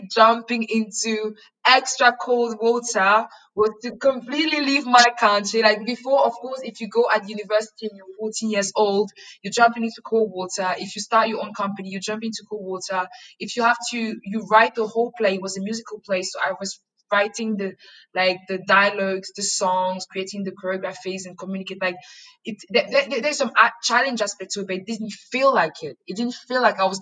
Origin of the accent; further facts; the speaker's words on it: Yaoundé, Centre, Cameroon; also born or lived in London; now in Berlin, Germany; So I was born and I grew up in Cameroon, the wonderful Western African nation of Cameroon